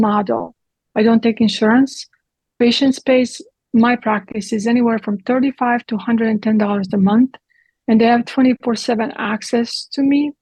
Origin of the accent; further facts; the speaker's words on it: Split, Split-Dalmatia County, Croatia; English is a second language; moved away as an adult; also born or lived in Italy; now in Texas, United States; I grew up in Croatia, in Yugoslavia, in communism.